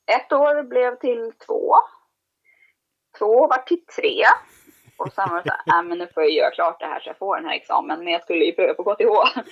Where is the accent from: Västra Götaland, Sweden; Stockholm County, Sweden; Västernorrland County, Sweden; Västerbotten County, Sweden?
Stockholm County, Sweden; Sundbyberg; jag är uppvuxen i Sundbyberg